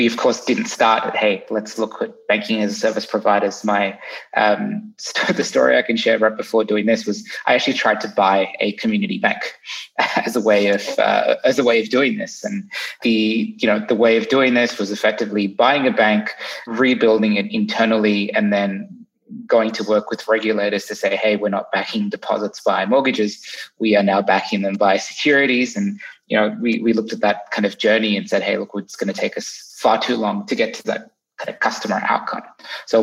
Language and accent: English; Australia; now in United States; I'm originally from Australia.